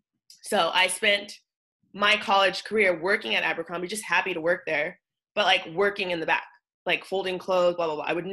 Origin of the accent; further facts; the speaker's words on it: Pasadena, California, United States; moved away; also born or lived in Alhambra, California / New York City; I grew up in Pasadena, but my mom taught in this district called Alhambra, which is like what we say is like 20 minutes down the hill.